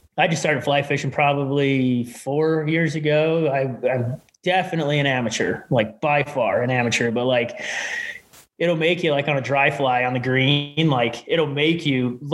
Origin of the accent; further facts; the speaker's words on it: Salt Lake City, Utah, United States; born and raised in Salt Lake City